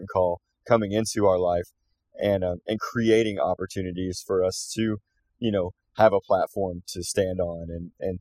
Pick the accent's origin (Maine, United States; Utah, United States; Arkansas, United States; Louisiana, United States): Arkansas, United States; Fort Smith; we're from Fort Smith, Arkansas, and we love being from that area